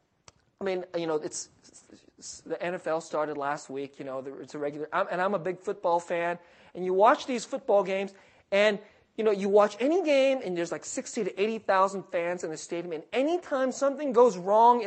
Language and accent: English; California, United States; I'm from California